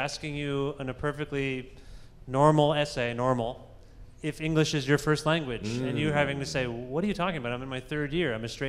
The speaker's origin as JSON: {"language": "English", "region": "Southern Ontario", "country": "Canada", "tie": "born or raised there", "said": "growing up in Southern Ontario"}